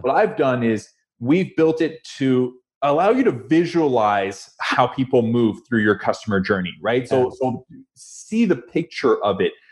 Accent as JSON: {"language": "English", "town": "Toronto", "region": "Ontario", "country": "Canada", "tie": "born or raised there", "also_born_or_lived": "Montreal", "said": "born in Montreal, grew up in Toronto."}